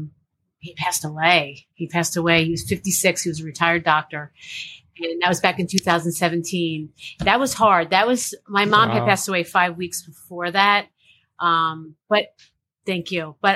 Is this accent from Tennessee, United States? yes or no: no; Lafayette Hill, Pennsylvania, United States; moved away as an adult; also born or lived in Miami / New Jersey; now in Philadelphia, United States; I grew up in Lafayette Hill.